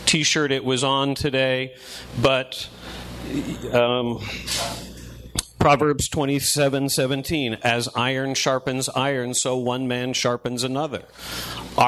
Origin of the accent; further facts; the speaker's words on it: Northeast, United States; I grew up in the Northeast